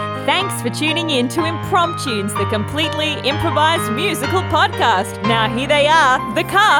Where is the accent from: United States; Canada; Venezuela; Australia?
Australia; Wagga Wagga, New South Wales; moved away as an adult; I grew up in the country, so I'm from Wagga Wagga.